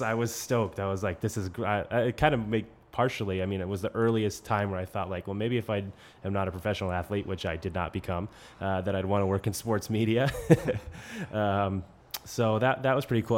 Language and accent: English; New England, United States; I grew up in New England, so I grew up a Bruins fan